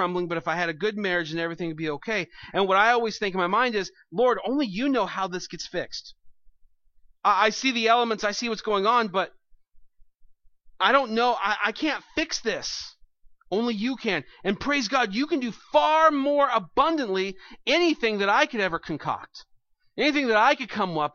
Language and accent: English; United States; I'm an American